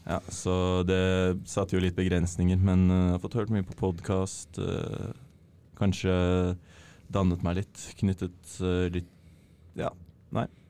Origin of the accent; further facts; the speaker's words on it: Oslo, Norway; Nå er jeg jo hjemme i Hjemme i Oslo med bror og søster